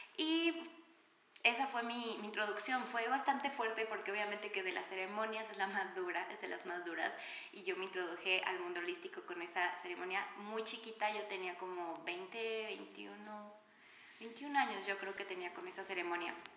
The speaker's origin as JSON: {"language": "Spanish", "region": "Mexico City", "country": "Mexico", "said": "soy mexicana, 100% mexicana de la Ciudad de México"}